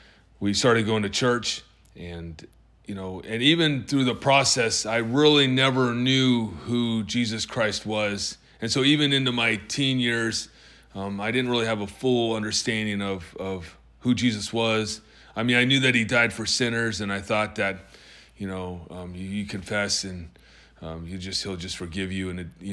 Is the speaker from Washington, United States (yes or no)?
yes; Tacoma, Washington, United States; born there; also born or lived in Georgia / Alaska; And I was born in Tacoma, Washington, Madigan Hospital. My father was in the Army.